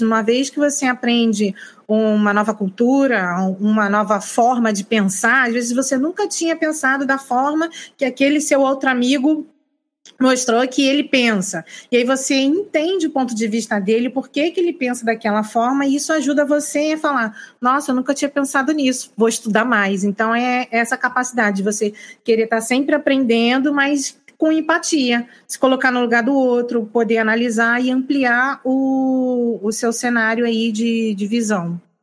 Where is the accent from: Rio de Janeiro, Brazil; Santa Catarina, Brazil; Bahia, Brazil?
Rio de Janeiro, Brazil; also born or lived in Northeast Brazil; now in Northeast, Brazil; Eu sou carioca, moro no Nordeste